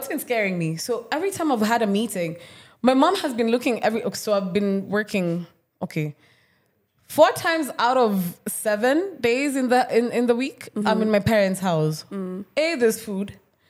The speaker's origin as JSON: {"language": "English", "country": "Kenya", "tie": "born or raised there", "said": "I'm Kenyan."}